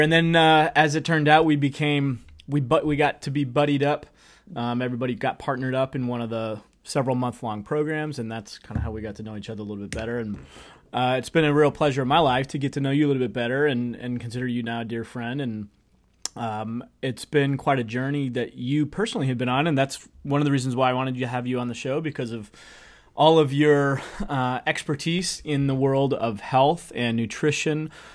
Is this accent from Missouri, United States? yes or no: yes; St. Louis, Missouri, United States; I'm from Saint Louis